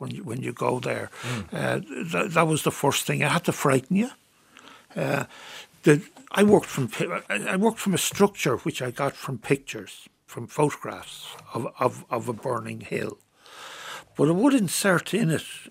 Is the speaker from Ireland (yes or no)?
yes; Bray, Leinster, Ireland; I come from Bray. Spent my childhood on Bray Head